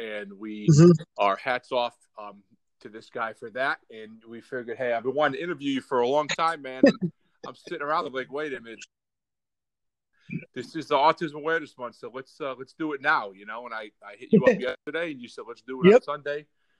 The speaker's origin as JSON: {"language": "English", "town": "Scranton", "region": "Pennsylvania", "country": "United States", "said": "Yeah, I'm from Scranton."}